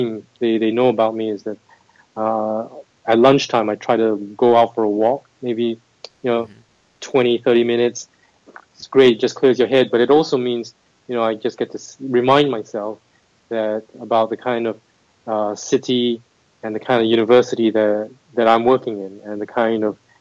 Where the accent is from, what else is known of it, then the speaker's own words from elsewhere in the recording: Singapore; moved away as an adult; also born or lived in United States; I'm originally from Singapore. That's where I grew up